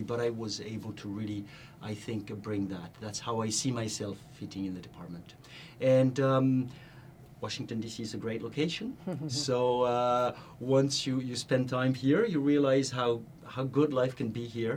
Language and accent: English; France; moved away as an adult; now in United States; back in my home country in France